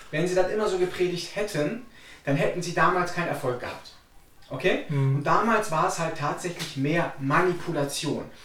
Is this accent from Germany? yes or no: yes; Cologne, North Rhine-Westphalia, Germany; weil wir kommen aus Köln, wir leben in Köln, wir arbeiten in Köln.